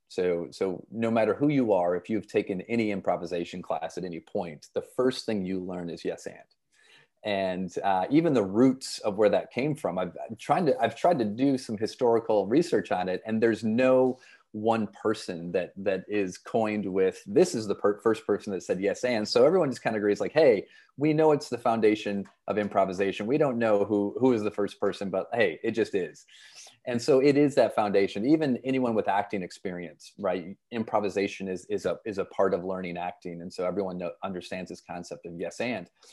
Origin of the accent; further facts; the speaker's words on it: Flint, Michigan, United States; moved away as an adult; also born or lived in Saint Louis; now in Boston, United States; I grew up in, in Flint, Michigan